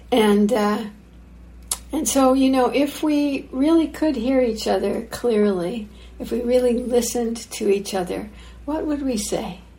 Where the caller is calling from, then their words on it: Santa Barbara, California, United States; So, um, as you can see … I'm uh, I'm joining from Santa Barbara, California, just quite a ways south of uh, IMC